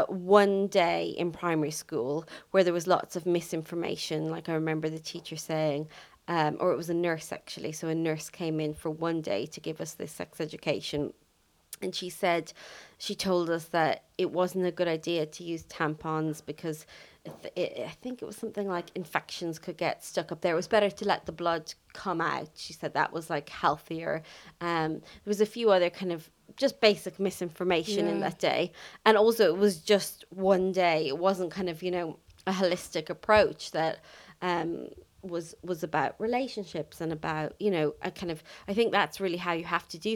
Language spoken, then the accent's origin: English; Ireland; Growing up in Ireland, where sex education is quite poor